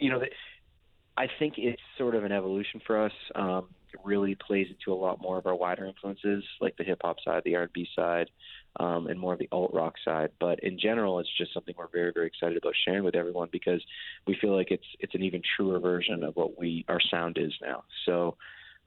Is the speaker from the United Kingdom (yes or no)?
no; Windsor, Ontario, Canada; we're from Windsor, and it's right across the border from Detroit, Michigan